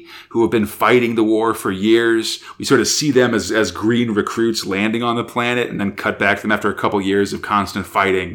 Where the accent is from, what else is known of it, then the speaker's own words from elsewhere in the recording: United States; as an American